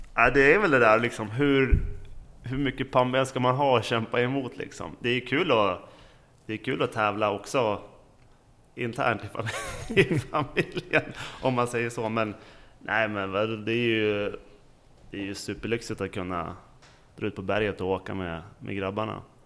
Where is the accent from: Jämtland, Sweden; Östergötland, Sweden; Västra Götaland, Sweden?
Jämtland, Sweden; Åre; jag är från Åre